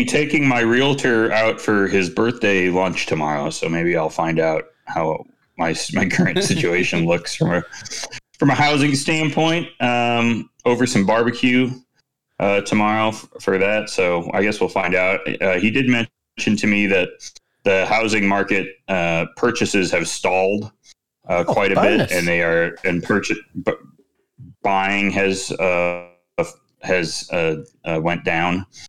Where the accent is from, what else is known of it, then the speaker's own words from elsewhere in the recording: Midwest, United States; I mean, I guess it's because I'm from the Midwest.